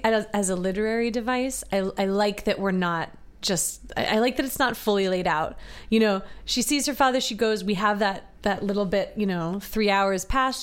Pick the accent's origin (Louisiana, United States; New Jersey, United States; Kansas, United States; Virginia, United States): Virginia, United States; born and raised in Virginia